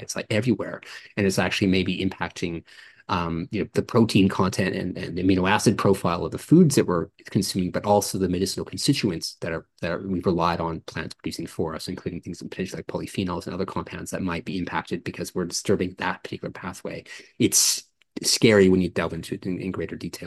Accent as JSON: {"language": "English", "country": "Canada", "tie": "born or raised there", "moved": "yes", "lives_now": "Australia", "said": "I grew up in Canada"}